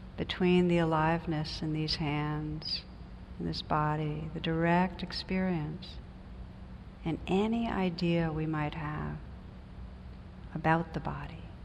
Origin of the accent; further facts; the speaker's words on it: New Jersey, United States; I come from New Jersey